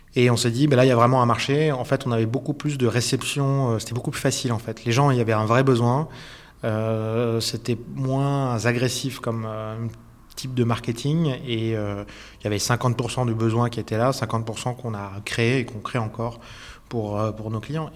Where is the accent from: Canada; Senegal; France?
France; also born or lived in Switzerland / Hong Kong / Zurich; now in Lausanne, Switzerland; je suis un Français qui est arrivé en Suisse